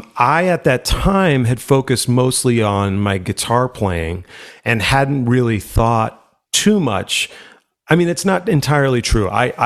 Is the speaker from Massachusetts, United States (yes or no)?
yes; Worcester, Massachusetts, United States; No, I grew up in Worcester in Massachusetts, in the middle of the state. My folks have since moved to Cape Cod, so that's where they are now. We grew up in Worcester